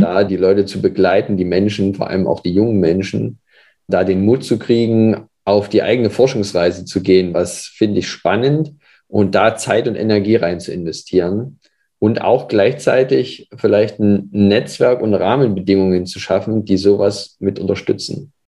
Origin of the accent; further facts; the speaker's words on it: Leipzig, Saxony, Germany; Ich komme aus Leipzig, wohne jetzt auch wieder in Leipzig